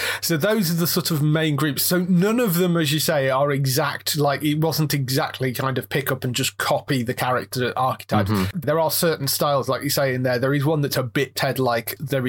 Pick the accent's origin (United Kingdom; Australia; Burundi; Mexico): United Kingdom; I don't know whether it's because we're British, I struggled with him more than any of the others.